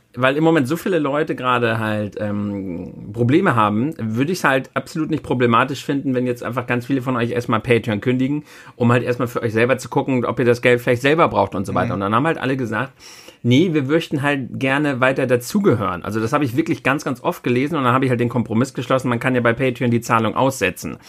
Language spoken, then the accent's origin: German; Germany; bei uns in Deutschland